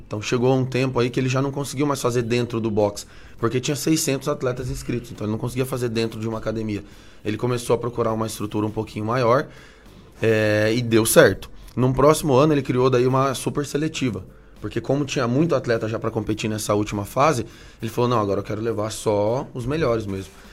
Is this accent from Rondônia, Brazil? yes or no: yes; Rondônia, Brazil; also born or lived in Curitiba, Paraná; now in Ponta Grossa, Brazil; É, eu sou natural de Rondônia, né, lá no, no nortão do, do, país, e me mudei para cá, para cá, para o Paraná, fazem já uns 16 anos.